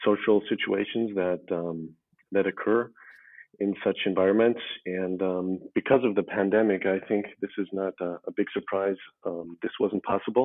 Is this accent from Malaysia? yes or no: no; Tyrol, Austria; moved away as an adult; also born or lived in United States / Tokyo, Japan; now in Vienna, Austria; I was born in the U.S. To an Algerian father and an Austrian mother. And I was raised in Tirol, basically, from the age of 7.